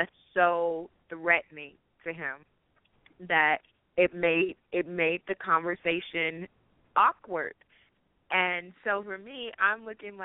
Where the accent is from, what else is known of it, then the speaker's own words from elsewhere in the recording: Chicago, Illinois, United States; also born or lived in South Carolina / Atlanta; now in Colorado Springs, United States; Chicago, which is my hometown